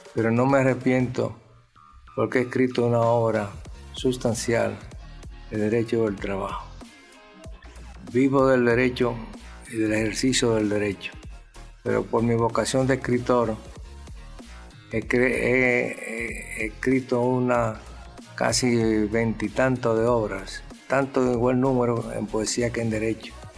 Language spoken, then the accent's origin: Spanish; San Carlos, Distrito Nacional, Dominican Republic; also born or lived in Azua; Yo me crié, en nací en San Carlos